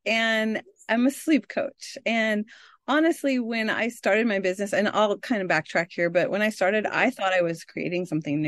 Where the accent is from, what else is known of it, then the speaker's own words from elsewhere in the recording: California, United States; But I grew up in Northern California and now I'm in the middle of the U.S. in Iowa in the cornfields.